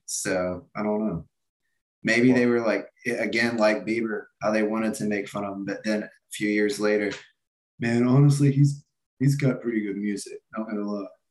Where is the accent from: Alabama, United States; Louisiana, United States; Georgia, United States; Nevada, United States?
Georgia, United States; Atlanta outskirts; I'm not even like technically from here. I'm from like the outskirts